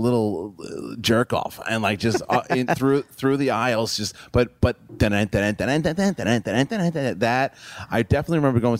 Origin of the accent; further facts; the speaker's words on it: Queens, New York, United States; Yeah, New York and Queens.